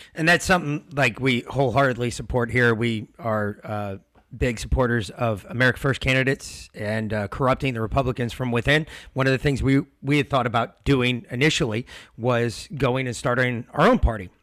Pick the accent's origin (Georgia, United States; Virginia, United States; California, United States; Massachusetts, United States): Georgia, United States; we're from Georgia